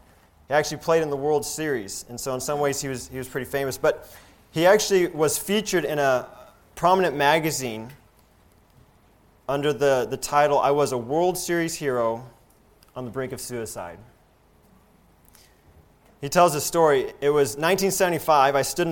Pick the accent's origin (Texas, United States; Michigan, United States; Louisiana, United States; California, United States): Michigan, United States; Looking to rebound, I returned to my home state of Michigan, where I took cosmetology lessons and opened my own hair salon.